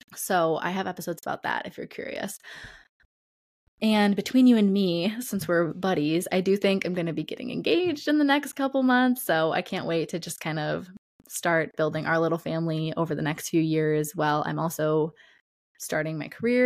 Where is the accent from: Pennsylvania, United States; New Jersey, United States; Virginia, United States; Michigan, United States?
Michigan, United States; Detroit area; I was born and raised in the Detroit area and the suburbs around there, so about forty minutes outside of Detroit